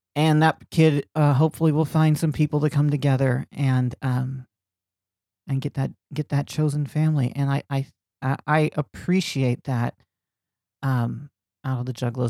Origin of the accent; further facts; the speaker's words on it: Lakeland, Florida, United States; moved away; When I was growing up in Lakeland, Florida